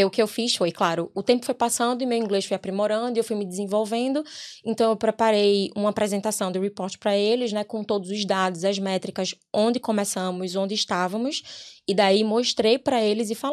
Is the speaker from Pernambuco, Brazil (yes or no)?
yes; Recife, Pernambuco, Brazil; now in Ireland; Recife. De Recife. Recifense. É.